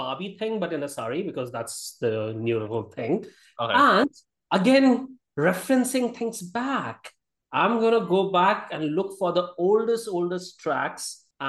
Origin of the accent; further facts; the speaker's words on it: Gwalior, Madhya Pradesh, India; I grew up in North India